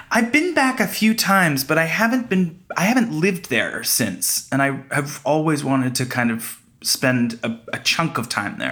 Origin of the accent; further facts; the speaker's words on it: Canada; now in United States; I'm Canadian